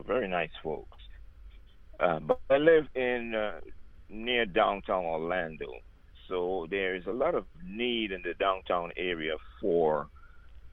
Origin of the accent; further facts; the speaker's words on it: Trinidad & Tobago; I'm from Trinidad and Tobago, the country of Trinidad and Tobago. I was born in the bigger island, Trinidad. I'm a South boy. I'm a country boy. I grew up with the animals